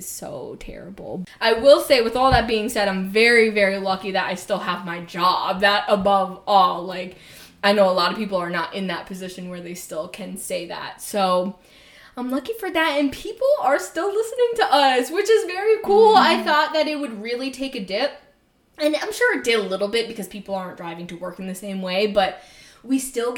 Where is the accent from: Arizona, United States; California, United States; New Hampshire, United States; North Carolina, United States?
New Hampshire, United States; Nashua; I grew up in Nashua, New Hampshire, which is like right on the border of Massachusetts, born and raised there.